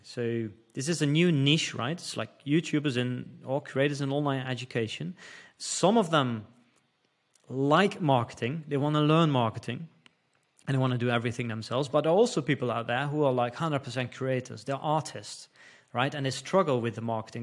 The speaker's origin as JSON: {"language": "English", "country": "Netherlands", "first_language": "Dutch", "second_language": "English", "moved": "as an adult", "said": "I'm from the Netherlands, so Dutch is my first language"}